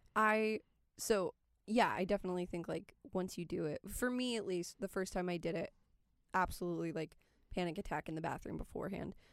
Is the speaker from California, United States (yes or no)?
yes; California, United States; moved away; I'm from California